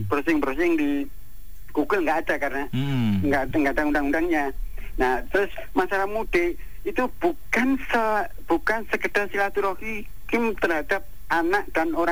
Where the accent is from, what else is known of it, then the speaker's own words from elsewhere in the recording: Surabaya, East Java, Indonesia; saya tetap di Surabaya saya lahir dan besar di Surabaya